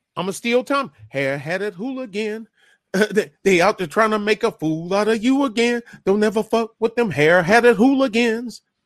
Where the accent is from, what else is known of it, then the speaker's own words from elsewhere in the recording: Michigan, United States; I'm from Michigan